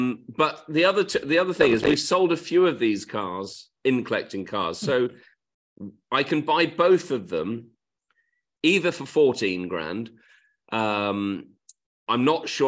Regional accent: Swindon, South West England, United Kingdom; born there; I wasn't from Portsmouth. And I think I was born in Swindon, actually.

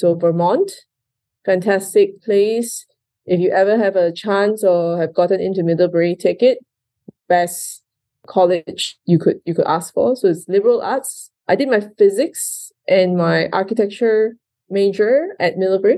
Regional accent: Kuala Lumpur, Malaysia; moved away as an adult; also born or lived in India; I was actually born and raised in Malaysia, in Kuala Lumpur

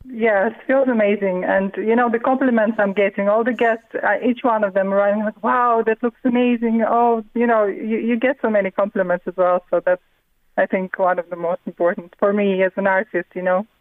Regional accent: Riga, Latvia; now in Mornington, Australia; my early childhood in a beautiful city, you know, Riga. I'm from Riga originally in Latvia

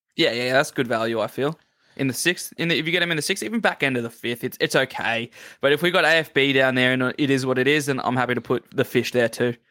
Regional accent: Queensland, Australia; I'm a Queenslander

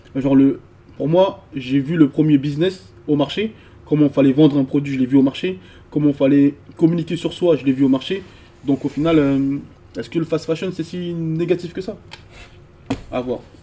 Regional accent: the South, southern France, France; moved away as an adult; now in Paris, France; je viens du Sud

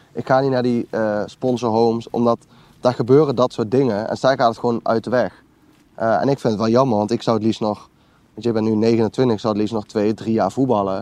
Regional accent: Lent, Gelderland, Netherlands; also born or lived in Nijmegen; ben geboren en getogen in Lent. Ik woon nu eh, in Nijmegen op de Graafseweg

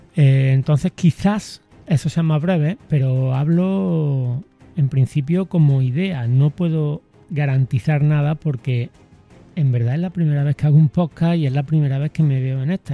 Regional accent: Córdoba, Andalusia, Spain; de mi tier-, de mi tierra, de mi ciudad

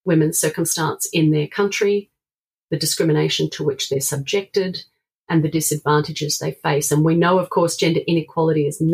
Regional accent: South Australia, Australia; my home state of South Australia

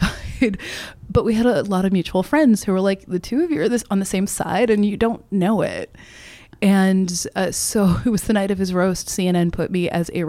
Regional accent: Kentucky, United States; I'm from Kentucky. As you can tell from my accent

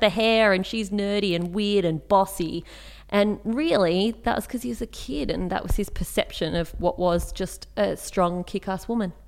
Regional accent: Canberra, Australian Capital Territory, Australia; I grew up in Canberra

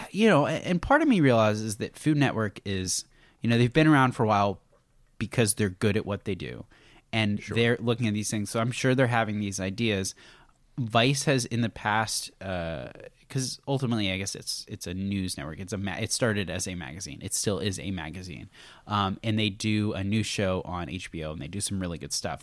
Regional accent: United States; being an American

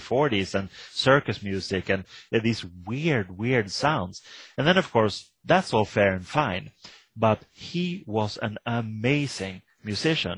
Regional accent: Sweden; I come from Sweden

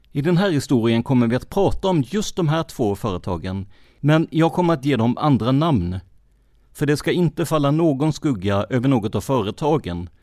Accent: Karlskrona, Blekinge, Sweden; min hemstad Karlskrona.

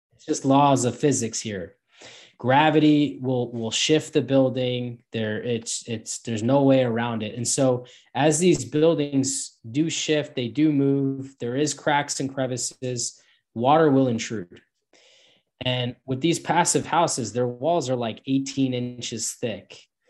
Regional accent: Northeast United States, New York area, United States; I'm from the Northeast in the United States, uh, the New York area

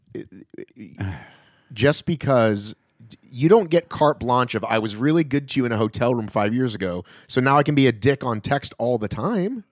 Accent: Atlanta, Georgia, United States; moved away as an adult; also born or lived in Boston / Los Angeles; now in Atlanta, United States; I was born in Boston, but I grew up in Atlanta

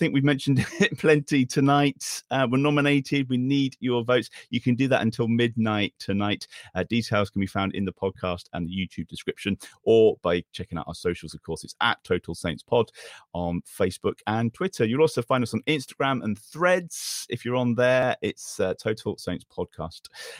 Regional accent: Hythe, South East England, United Kingdom; now in Palm Coast, United States; I live in Palm Coast, Florida. I'm originally from Hythe.

